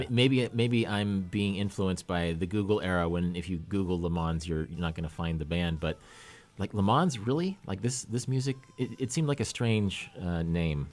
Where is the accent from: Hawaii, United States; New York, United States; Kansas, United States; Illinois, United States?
Kansas, United States; moved away as an adult; also born or lived in Oregon; my Kansas friends